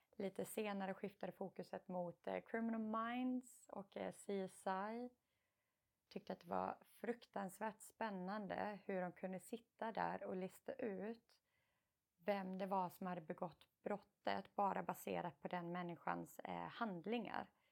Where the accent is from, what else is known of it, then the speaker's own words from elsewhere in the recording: Karlskrona, Blekinge, Sweden; moved away as an adult; also born or lived in United States / England; jag och min syster är uppvuxna i Karlskrona